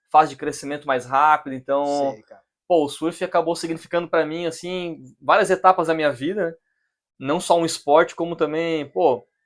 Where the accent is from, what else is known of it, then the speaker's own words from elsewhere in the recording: Criciúma, Santa Catarina, Brazil; now in Florianópolis, Brazil; Eu tenho 36 anos, sou de Criciúma, Santa Catarina mesmo. Dei uma trelhada aí pelo Brasilzão, né, cara? Nossa. E mas hoje moro em Floripa, né?